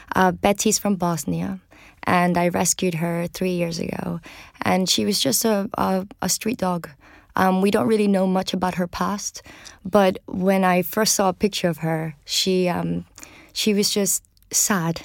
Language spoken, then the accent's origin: English; Venezuela; moved away; I grew up in Venezuela